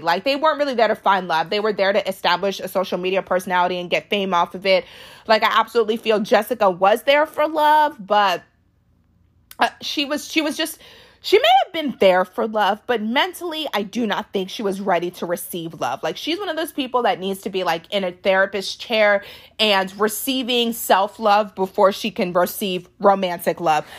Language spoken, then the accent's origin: English; Washington, D.C. area, District of Columbia, United States; born or raised there; also born or lived in Arlington, Virginia